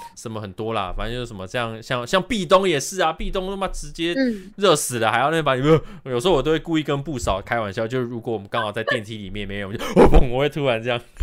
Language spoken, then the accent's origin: Chinese; Taiwan; 真的是我们台湾人才拥有的 V V I P体验